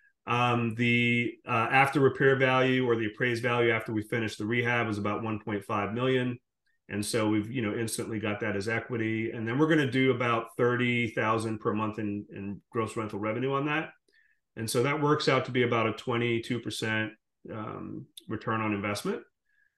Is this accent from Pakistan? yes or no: no; Jamaica; moved away; also born or lived in Guyana; I'm originally from the Caribbean. I was born in Guyana, grew up in Jamaica